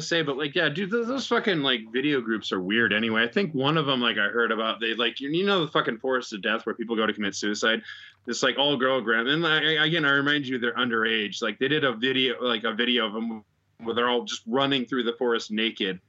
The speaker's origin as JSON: {"language": "English", "town": "Chicago", "region": "Illinois", "country": "United States", "moved": "yes", "lives_now": "Japan", "said": "I'm Chicago."}